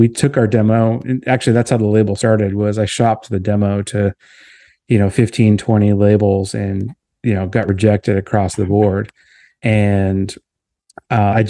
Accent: Boston, Massachusetts, United States; moved away; I grew up in Boston

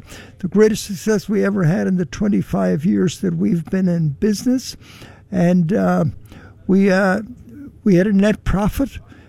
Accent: Ballina, Connacht, Ireland; moved away; my hometown of Ballina in County Mayo.

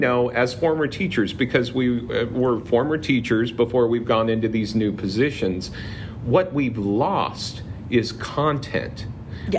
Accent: Palm Springs, California, United States; I grew up in the Palm Springs area

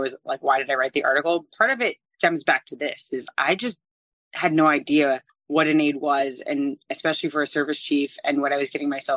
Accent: San Francisco Bay Area, California, United States; moved away; I'm originally from the San Francisco Bay Area

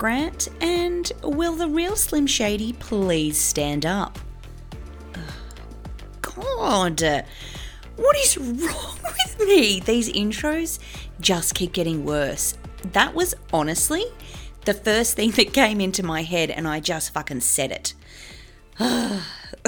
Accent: Forbes, New South Wales, Australia; I grew up in a pub in a small country town called Forbes

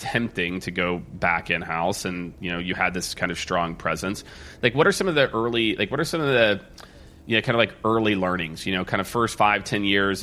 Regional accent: Midwest, United States; moved away as an adult; also born or lived in New York City; now in Austin, United States; I grew up in the Midwest

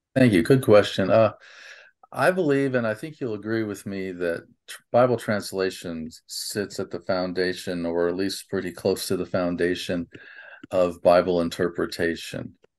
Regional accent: Nebraska, United States; I grew up in Nebraska

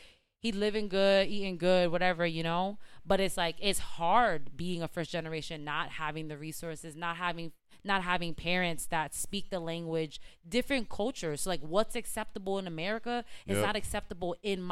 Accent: United States; I was born here.

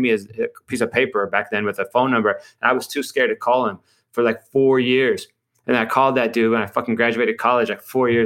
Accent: Cleveland, Ohio, United States; I grew up in Cleveland

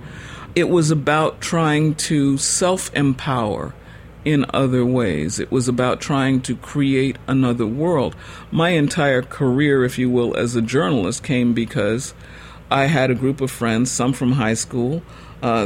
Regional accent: the North, United States; I was born and raised in the North, and I had no Southern relatives

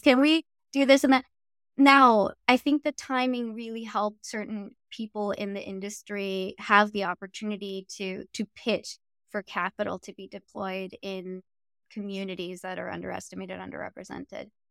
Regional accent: Los Angeles, California, United States; I grew up in South Central Los Angeles

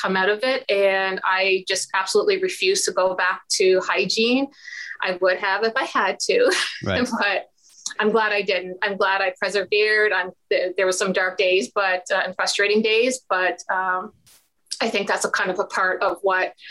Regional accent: Ontario, Canada; I'm a Canadian investor, specifically here in Ontario, Canada

